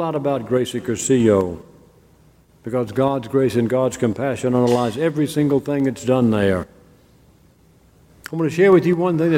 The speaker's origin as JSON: {"language": "English", "region": "Mississippi", "country": "United States", "tie": "born or raised there", "said": "I grew up in the South, and especially in Mississippi"}